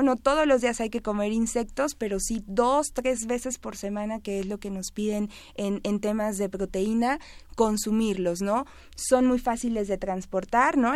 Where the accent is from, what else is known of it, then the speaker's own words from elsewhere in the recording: Mexico; como mexicano